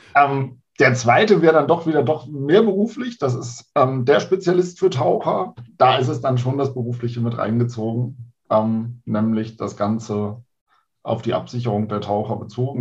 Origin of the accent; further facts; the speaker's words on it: Hamburg, Germany; now in Bremen, Germany; Also ich komme aus Hamburg ursprünglich, bin da geboren und bin dann für die Nordlichter in die verbotene Stadt gezogen und lebe mittlerweile in Bremen